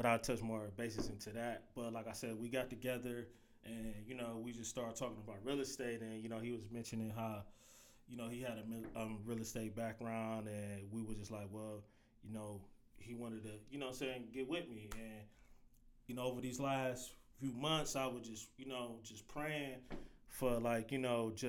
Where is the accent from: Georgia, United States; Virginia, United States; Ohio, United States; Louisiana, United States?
Ohio, United States; Cleveland; growing up in Cleveland, I grew up in the St. Clair area